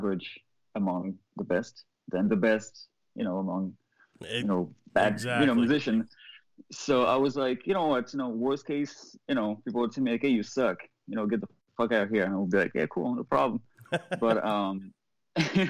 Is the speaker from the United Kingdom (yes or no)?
no; France; moved away as an adult; also born or lived in Boston; now in Los Angeles, United States; I'm not from here. I'm not from LA. I'm not from the US. I'm from Europe. I'm from France.